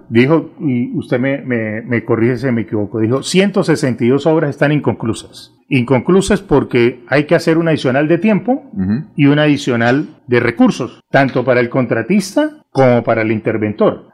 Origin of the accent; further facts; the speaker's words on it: Chiquinquirá, Boyacá, Colombia; also born or lived in Cúcuta; now in Bucaramanga, Colombia; yo soy boyacense en Chinquiquirá, Boyacá. Estudié eh, eh, mucho tiempo en Cúcuta